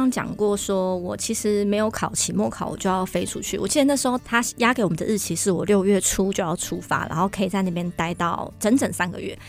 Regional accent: Taiwan; 我们在台湾长大，

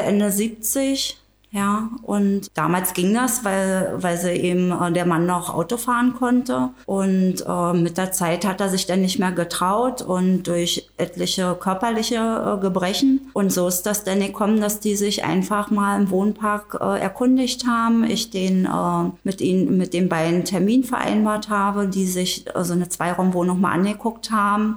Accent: Tangermünde, Saxony-Anhalt, Germany; Ich komme aus Tangermünde, äh, wohne und arbeite

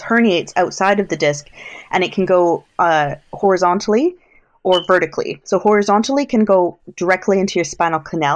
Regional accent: Canada; moved away as an adult; also born or lived in Alberta / United Kingdom; I'm Canadian.

